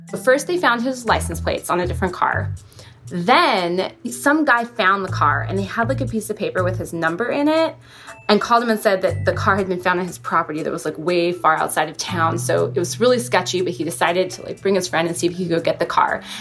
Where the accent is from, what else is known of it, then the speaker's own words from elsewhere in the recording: Washington, United States; Um, I'm from Washington State, but he's actually from Hawaii.